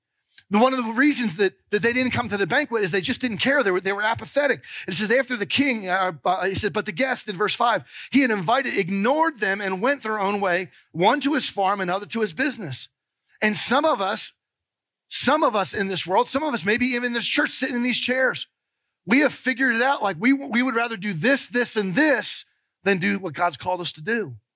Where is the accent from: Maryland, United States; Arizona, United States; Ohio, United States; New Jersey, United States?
New Jersey, United States; now in Georgia, United States; called New Jersey. We talk different up there. But after 30-something years, I've kind of lost some of my accent. But we moved down here in 1988 to help start and plant a church.